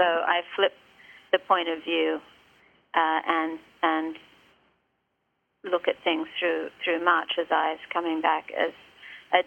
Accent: Australia; now in Martha's Vineyard, United States; when I was growing up in Australia in the 1960s

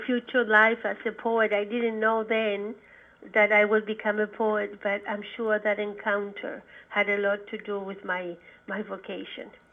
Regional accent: Santiago, Santiago Metropolitan Region, Chile; now in United States; I grew up in in Santiago, Chile

